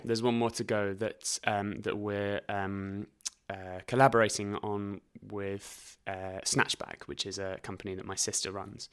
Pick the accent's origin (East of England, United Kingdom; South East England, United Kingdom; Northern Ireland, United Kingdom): South East England, United Kingdom; Reading; also born or lived in High Wycombe; I went to school in Reading and lived quite near a place called High Wycombe.